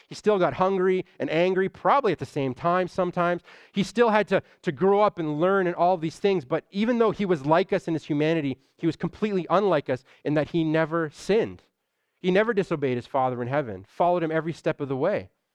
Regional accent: Toronto, Ontario, Canada; I'm from Scarborough

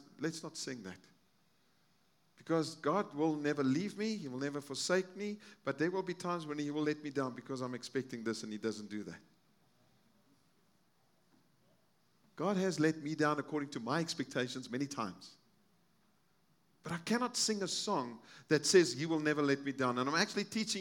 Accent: South Africa; moved away; I'm from South Africa. I have friends in South Africa

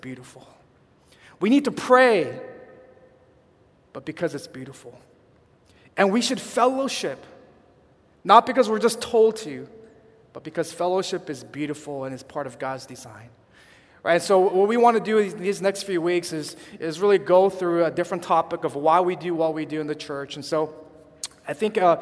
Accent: California, United States; now in Chicago, United States; we're from California

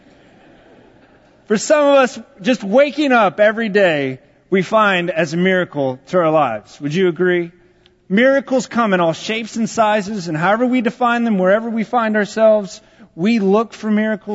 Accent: Texas, United States; I am from Texas

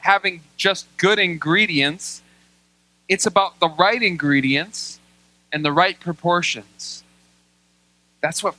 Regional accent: United States; I love being an American.

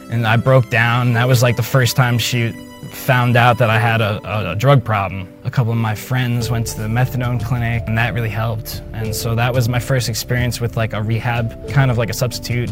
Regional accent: New Jersey, United States; We went to good schools growing up in New Jersey

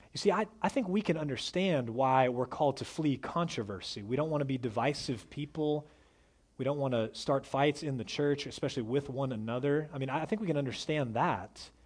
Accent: Dallas, Texas, United States; I was raised in North Dallas, in one of the wealthiest parts of North Dallas.

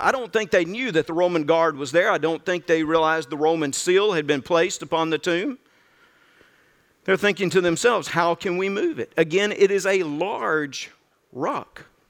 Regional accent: Birmingham Ridge, Mississippi, United States; moved away; also born or lived in Zachary; growing up on Birmingham Ridge in North Mississippi, I didn't venture out a whole lot

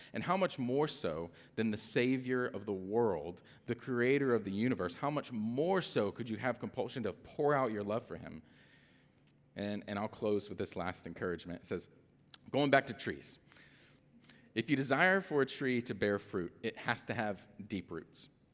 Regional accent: Atlanta, Georgia, United States; I'm also from Atlanta

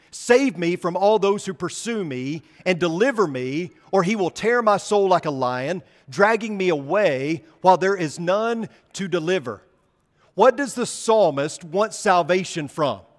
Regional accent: Arkansas, United States; now in Texas, United States; As a person born and raised in Arkansas

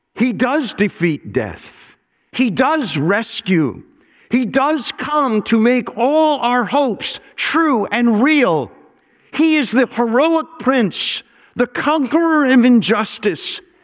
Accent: Mineola, New York, United States; I was born in Minne-, Mineola, New York.

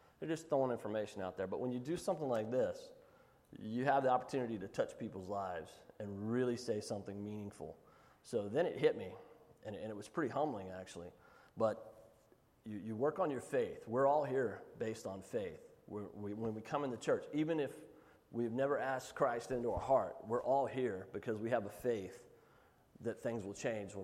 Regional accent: Giddings, Texas, United States; also born or lived in Cameron, Texas; I grew up in Giddings

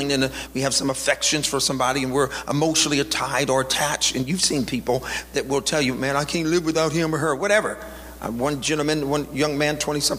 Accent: the South, United States; I was born in the South

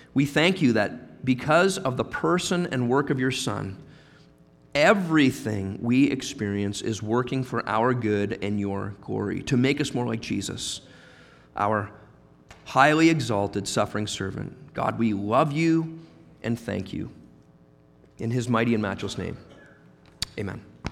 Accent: Halifax, Nova Scotia, Canada; moved away as an adult; also born or lived in Guelph; in Halifax, where we were both born and raised.

